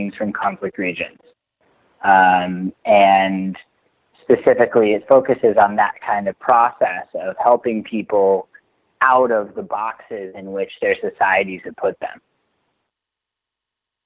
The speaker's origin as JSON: {"language": "English", "town": "Washington", "region": "District of Columbia", "country": "United States", "tie": "born or raised there", "moved": "as an adult", "lives_now": "Jerusalem", "said": "So I'm from Washington, D.C. I, you know, grew up in a pretty traditional sort of down the middle Jewish community in the U.S."}